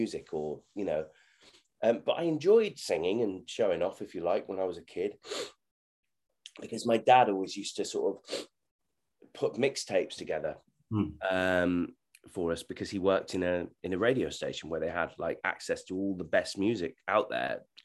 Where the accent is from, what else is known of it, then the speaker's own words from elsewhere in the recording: Hull, Yorkshire and the Humber, United Kingdom; I'm originally from Hull in East Yorkshire